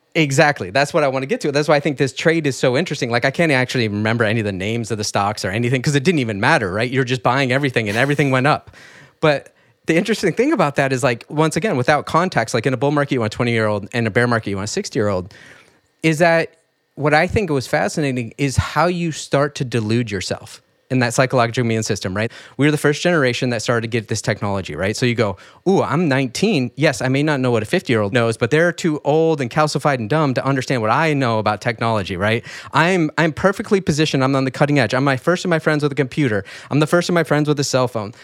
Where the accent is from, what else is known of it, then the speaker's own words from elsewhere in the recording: rural Michigan, United States; I grew up in rural Michigan